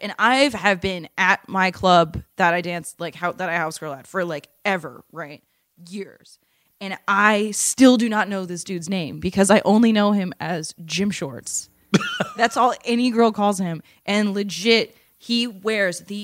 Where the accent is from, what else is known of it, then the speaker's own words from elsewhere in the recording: Massachusetts, United States; moved away; also born or lived in Baltimore; I'm from Massachusetts